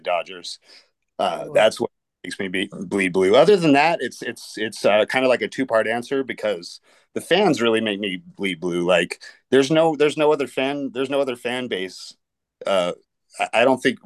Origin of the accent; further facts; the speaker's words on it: Redlands, California, United States; also born or lived in Long Beach, California; I did not grow up in LA County. I ended up eventually living in different places. I lived in Long Beach, but I'm originally from Redlands, California